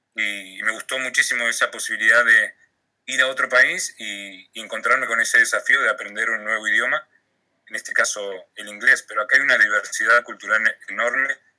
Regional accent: Argentina; moved away as an adult; now in Australia; lo único que extraño en Argentina es mi familia y, mis amigos.

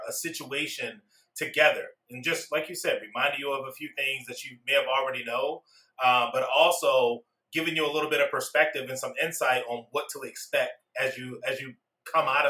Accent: Baltimore, Maryland, United States; I was born and raised down in Baltimore, Maryland

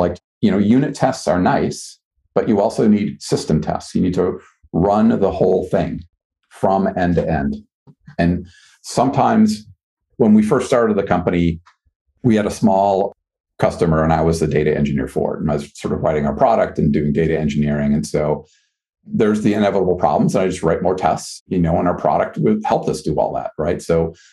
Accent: Wisconsin, United States; now in Boston, United States; I grew up in Wisconsin.

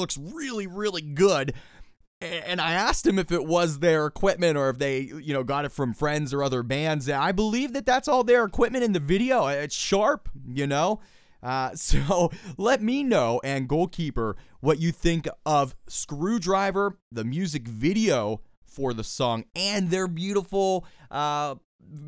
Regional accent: Pittsburgh, Pennsylvania, United States; my hometown of Pittsburgh, Pennsylvania

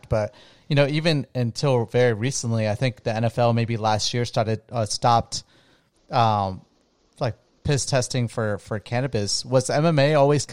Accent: Florida, United States; moved away; where I grew up in Florida

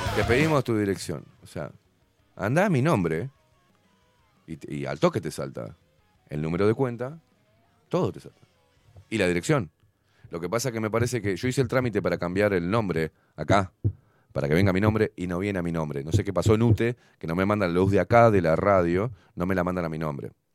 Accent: Uruguay; Yo siendo uruguayo

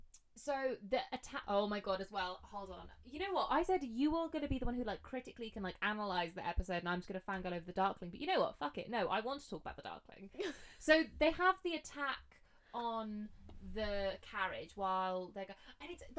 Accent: Scotland, United Kingdom; because I said about this, that I'm Scottish. You can't tell it from my accent, but...

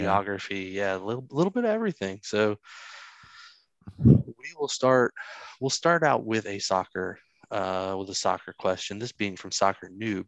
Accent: the South, United States; I'm from the South

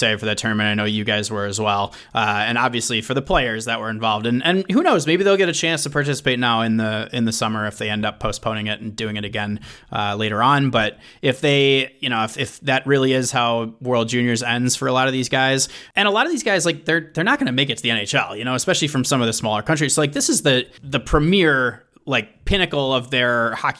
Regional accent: Minnesota, United States; I am a Minnesotan

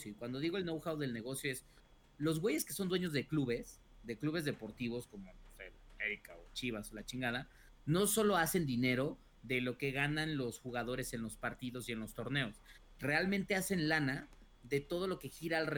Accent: Mexico; güey, pues yo soy mexicano, yo creo que soy bueno en este juego

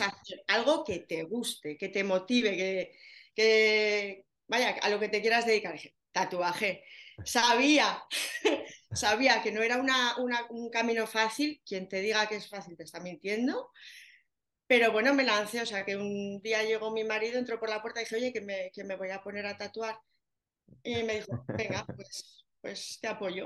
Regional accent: Zaragoza, Aragon, Spain; Yo soy de Zaragoza, lo notaréis en el acento

